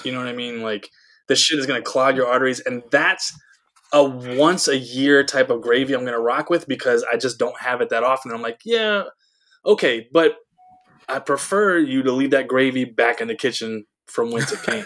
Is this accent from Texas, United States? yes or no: no; Georgia, United States; my home state of yeah. Georgia